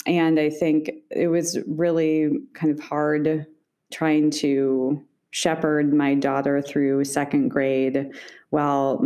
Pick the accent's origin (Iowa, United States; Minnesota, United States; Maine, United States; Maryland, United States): Iowa, United States; Iowa City; also born or lived in Boston; I was born in Iowa City. My parents still live in the house I grew up in.